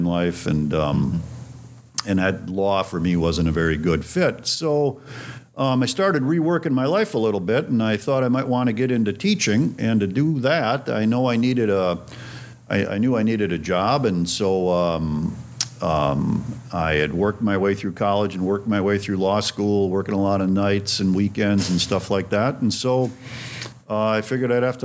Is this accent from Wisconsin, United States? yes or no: yes; Stevens Point, Wisconsin, United States; moved away as an adult; also born or lived in Twin Cities, Minnesota / St. Paul, Minnesota; I grew up in central Wisconsin, a town called Stevens Point. That's my hometown.